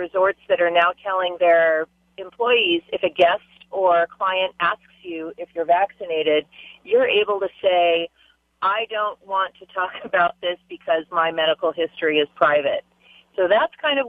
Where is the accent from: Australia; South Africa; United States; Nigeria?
United States; Hawaii; I'm from Hawaii, but I work up and down the Kona Coast